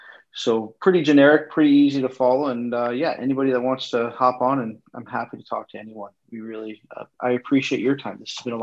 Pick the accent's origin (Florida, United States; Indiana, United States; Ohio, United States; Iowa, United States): Ohio, United States; Cleveland; I'm also from Cleveland